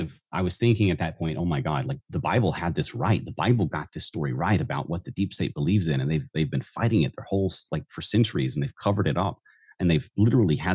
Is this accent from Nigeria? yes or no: no; the South, United States; I was raised in the South